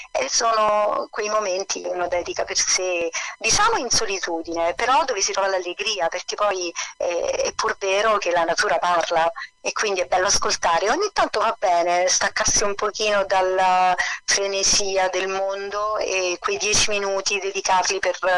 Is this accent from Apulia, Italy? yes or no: no; Campania, Italy; e quindi nel Sannio, nel cuore del Sannio, a un passo da Telese Terme, diciamo. E il mio paesino è un serpentone ai piedi della, della montagna, ai monti del Taburno.